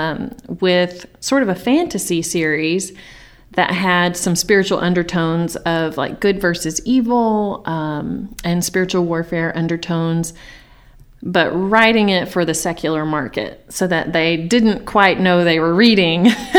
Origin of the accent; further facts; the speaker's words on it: Mount Vernon, United States; now in Rockport, Texas, United States; Originally, I grew up in Mount Vernon